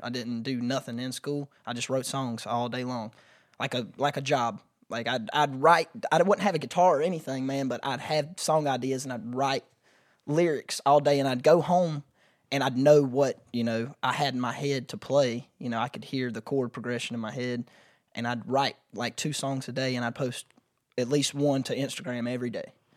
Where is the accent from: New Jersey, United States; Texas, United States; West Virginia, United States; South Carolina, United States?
South Carolina, United States; Pageland; also born or lived in Columbia, South Carolina; I am from Pageland, Jefferson area, which is a really, like, small map dot